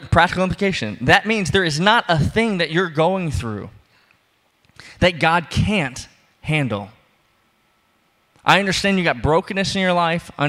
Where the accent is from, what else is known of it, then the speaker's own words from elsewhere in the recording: the South, United States; I am from the South, but we don't do that.